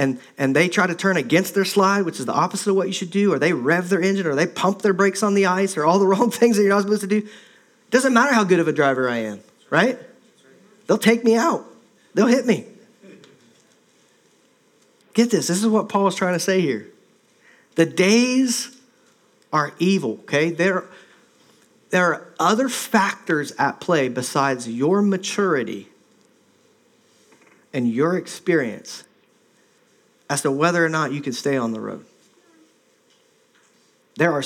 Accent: Midwest, United States; moved away as an adult; also born or lived in Minnesota / Ohio / Indiana; now in Oregon, United States; I grew up in the Midwest

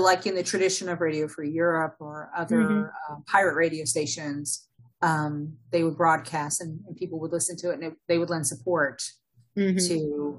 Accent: Pine Ridge Indian Reservation, South Dakota, United States; also born or lived in Oakland, California / Hayward, California; And then around 1974, about a year after the standoff at Wounded Knee, which is also on the Pine Ridge Indian Reservation, my dad moved us back to the reservation.

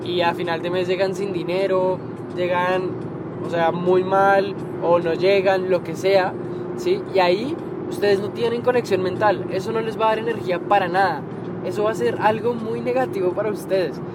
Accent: Colombia; yo que soy colombiano

